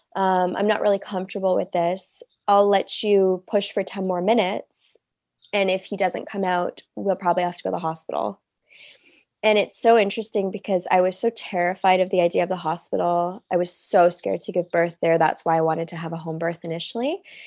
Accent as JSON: {"language": "English", "town": "Toronto", "region": "Ontario", "country": "Canada", "moved": "as an adult", "lives_now": "Cannes, France", "said": "I'm from Toronto, Canada, but I live in Cannes, France right now"}